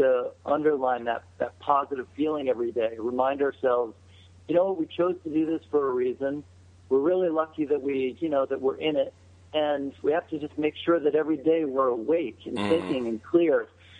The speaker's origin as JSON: {"language": "English", "town": "Cincinnati", "region": "Ohio", "country": "United States", "tie": "born or raised there", "said": "I grew up outside of Cincinnati"}